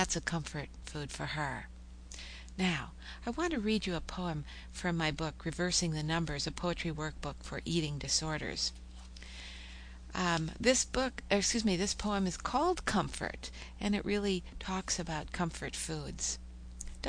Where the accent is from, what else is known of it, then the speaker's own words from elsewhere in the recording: Minnesota, United States; now in Oklahoma, United States; I'm from Minnesota